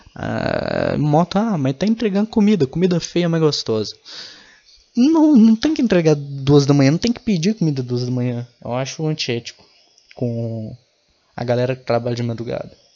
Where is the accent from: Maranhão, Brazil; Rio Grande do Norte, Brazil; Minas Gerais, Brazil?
Minas Gerais, Brazil; Eu tenho orgulho de falar que eu sou mineiro